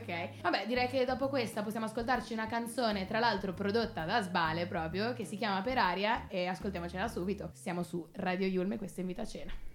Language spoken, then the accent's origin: Italian; Genoa, Liguria, Italy; genovese come me